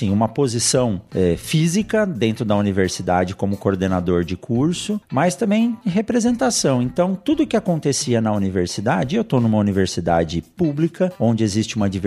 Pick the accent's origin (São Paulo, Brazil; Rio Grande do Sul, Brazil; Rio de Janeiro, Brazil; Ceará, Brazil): São Paulo, Brazil; Eu nasci em São Paulo